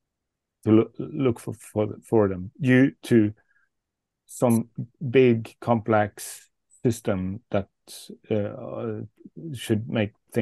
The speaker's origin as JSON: {"language": "English", "town": "Bergen", "region": "Vestland", "country": "Norway", "tie": "born or raised there", "said": "in my hometown, Bergen"}